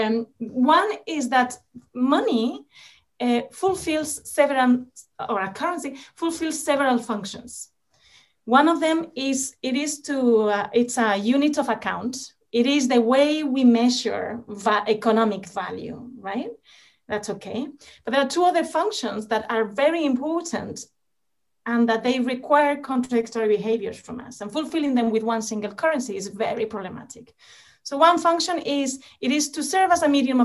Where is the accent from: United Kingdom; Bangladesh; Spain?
Spain; moved away; my home country in Spain.